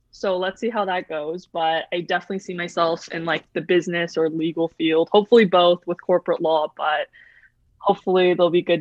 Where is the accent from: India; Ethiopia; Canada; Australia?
Canada; I think obviously being Canadian has an aspect to do with it, just the fact that we are part of the mon- uh, the Commonwealth.